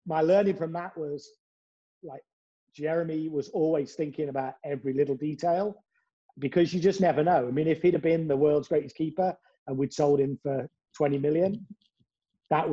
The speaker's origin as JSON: {"language": "English", "town": "Cambridge", "region": "East of England", "country": "United Kingdom", "said": "I'm from England, Cambridge, the land of bicycling."}